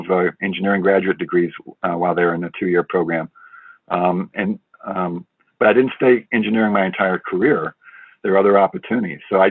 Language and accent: English; St. Louis, Missouri, United States; moved away as an adult; I'm a St. Louis boy